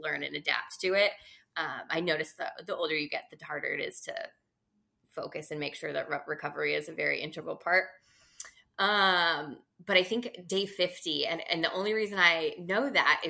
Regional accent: California, United States; growing up in California

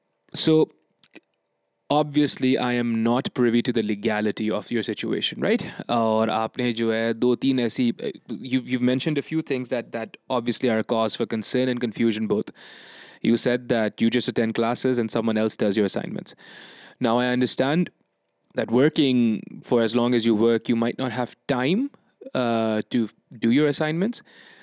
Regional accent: Bangladesh; English is a second language; I'm from Bangladesh, basically.

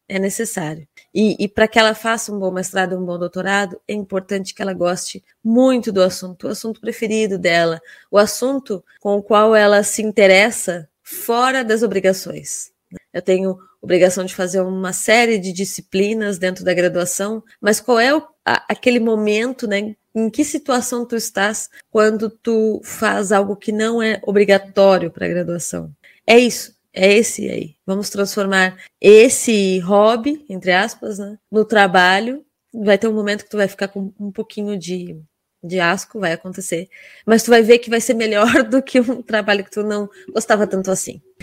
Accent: Rio Grande, Rio Grande do Sul, Brazil; eu estava na minha casa, literalmente, né? Na cidade onde eu nasci, onde eu morava

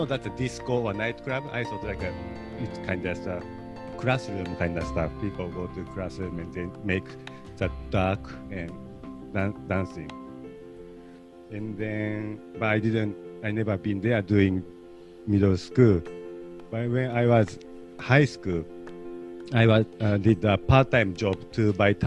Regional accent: Tokyo, Japan; now in Los Angeles, United States; I grew up, I was raised and born and raised in Tokyo, Japan

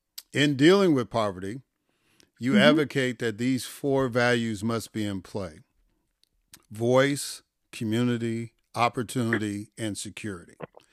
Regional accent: Chicago, Illinois, United States; growing up in Chicago

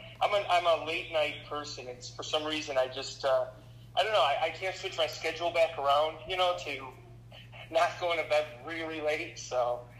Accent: Chicago, Illinois, United States; also born or lived in Las Vegas / California

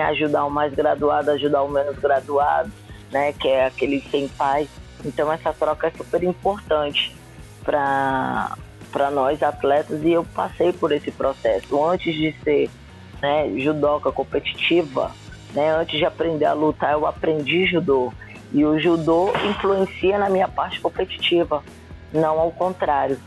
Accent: Brasília, Federal District, Brazil; moved away; sou de Brasília, de uma cidade satélite chamada Ceilândia, né? Inclusive comecei no SESI da Ceilândia

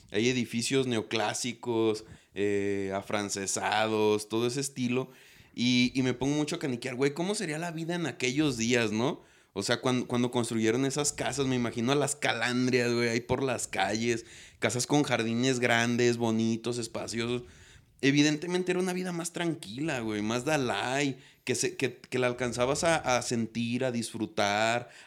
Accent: Guadalajara, Jalisco, Mexico; now in Tepatitlán, Mexico; pues yo soy de Guadalajara, o sea, mi familia es de Guanatos. Yo viví poquitos años allá

